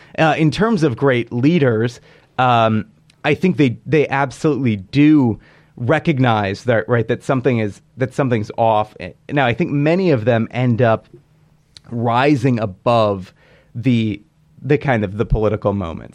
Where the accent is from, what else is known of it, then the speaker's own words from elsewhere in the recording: Hillsdale County, Michigan, United States; moved away; I grew up in Hillsdale County